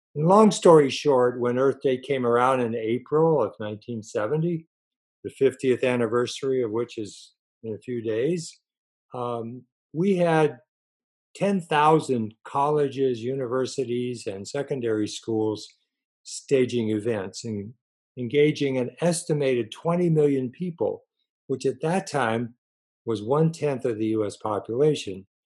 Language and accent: English; Los Angeles, California, United States; also born or lived in Connecticut; I was born in Connecticut on the East Coast, but basically grew up in Southern California in Los Angeles for all of my schooling and college and so forth